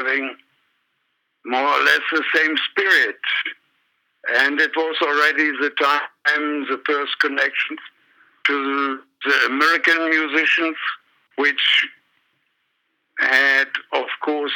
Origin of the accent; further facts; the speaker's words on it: Remscheid, North Rhine-Westphalia, Germany; I still was at school in my hometown in Remscheid